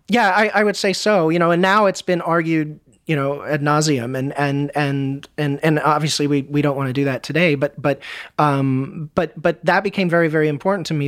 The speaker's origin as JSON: {"language": "English", "country": "United States", "said": "as an American"}